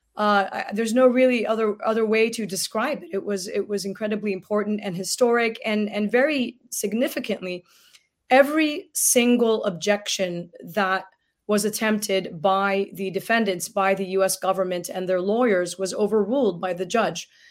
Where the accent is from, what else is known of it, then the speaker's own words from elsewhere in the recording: Gaza Strip, Palestine; now in United States; as a Palestinian from Gaza